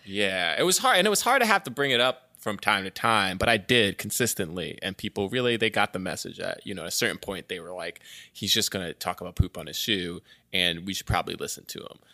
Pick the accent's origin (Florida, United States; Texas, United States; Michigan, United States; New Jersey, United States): Florida, United States; Orlando; I grew up in Orlando